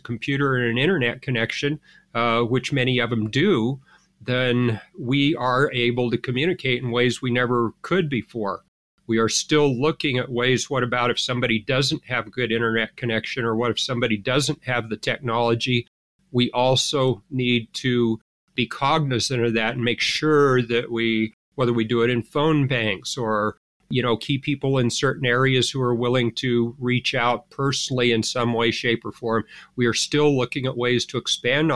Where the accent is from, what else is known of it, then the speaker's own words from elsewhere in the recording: Reno, Nevada, United States; now in Douglas County, United States; Even though I grew up in Reno, I moved to Douglas County in 1990.